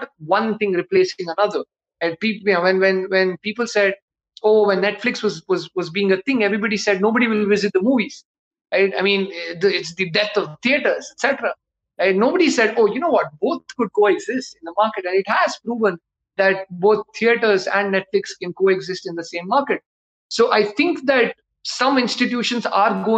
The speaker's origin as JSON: {"language": "English", "town": "Bangalore", "region": "Karnataka", "country": "India", "said": "I'm a South Indian. I'm from Bangalore. My Hindi is terrible"}